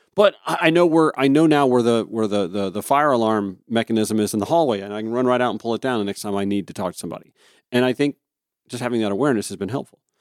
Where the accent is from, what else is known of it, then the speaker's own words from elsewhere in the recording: Augusta, Georgia, United States; moved away; back in my hometown of Augusta